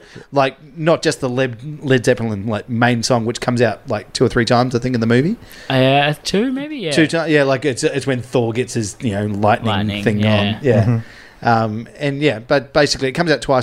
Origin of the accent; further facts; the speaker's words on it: New Zealand; as a Kiwi